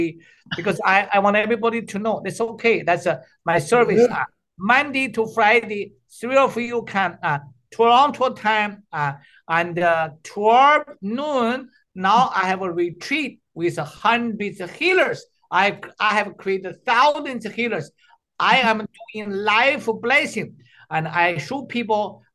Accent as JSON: {"language": "English", "country": "China", "also_born_or_lived": "Canada", "moved": "yes", "said": "I'm the doctor from China."}